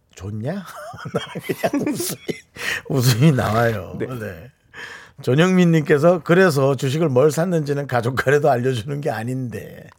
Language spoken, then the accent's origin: Korean; Gangwon, South Korea; accent: Gangwon dialect; 저한테는 다 강원도 사투리 물어보면